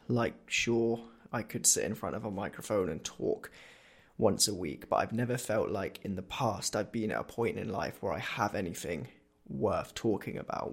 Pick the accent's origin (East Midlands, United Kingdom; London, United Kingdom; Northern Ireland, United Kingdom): East Midlands, United Kingdom; Corby; also born or lived in Northampton; we as a family, so my mum, my dad, and my brother Ashley, we moved to Corby